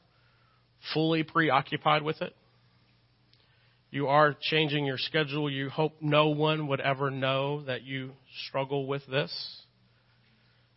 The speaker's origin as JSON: {"language": "English", "region": "Texas", "country": "United States", "accent": "Texas", "said": "my Texas accent"}